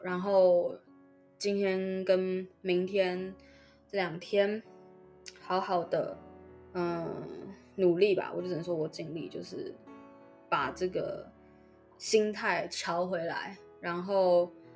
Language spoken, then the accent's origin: Chinese; Taiwan; first language Chinese; moved away; 身为一个母语中文的台湾人，十二年国家有十一年在台湾的普通学校度过